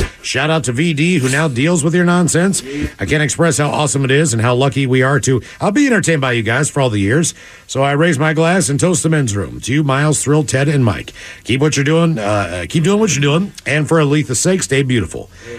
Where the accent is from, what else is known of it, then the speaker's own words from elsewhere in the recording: Melbourne, Victoria, Australia; Maybe some Australian chocolate. Ooh. Cheers, guys. I'm from … from Melbourne, Australia.